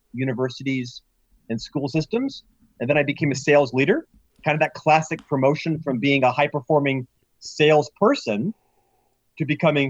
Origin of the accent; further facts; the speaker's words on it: Central Florida, United States; moved away as an adult; also born or lived in Provo, Utah; I'm actually from Central Florida, born and raised there